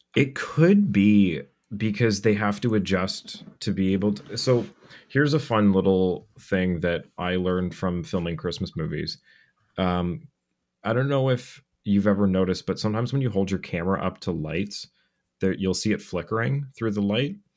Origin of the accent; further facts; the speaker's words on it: Cobourg, Ontario, Canada; my hometown of Coburg